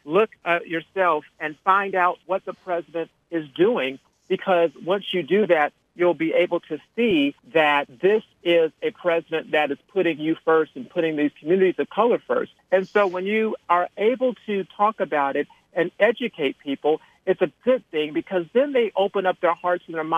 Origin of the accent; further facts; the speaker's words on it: Phoenix, Arizona, United States; moved away as an adult; also born or lived in California; now in Washington, D.C., United States; I grew up in Phoenix, went to Pepperdine University in California for college, and have been in D.C. ever since 2005